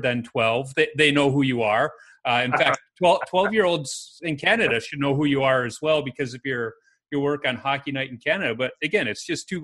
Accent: Chicago, Illinois, United States; I grew up in Chicago in the city

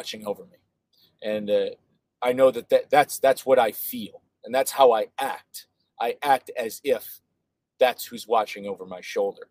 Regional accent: United States; I'm an American, I'm a patriot, and I care about my country

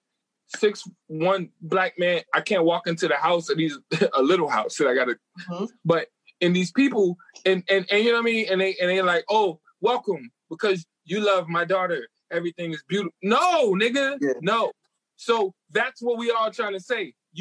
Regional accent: United States; I'm American

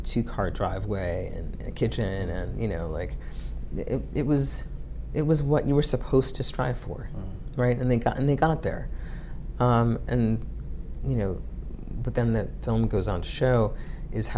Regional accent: Central Islip, New York, United States; also born or lived in Copenhagen; the neighborhood where I grew up in Central Islip

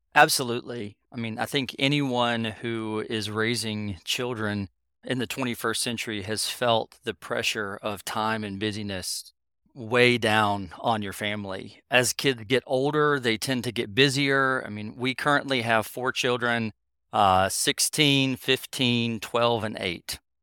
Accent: North Carolina, United States; I grew up in North Carolina

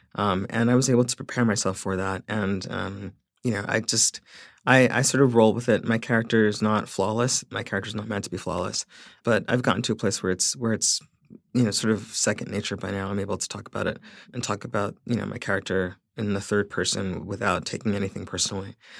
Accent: Central Islip, New York, United States; centralized slip is a, is a really conflicted place for me. Um, it will always be my hometown

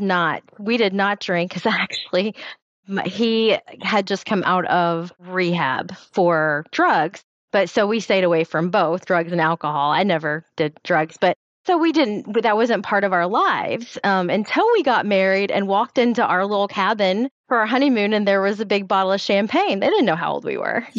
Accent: Tennessee, United States; I'm from Tennessee

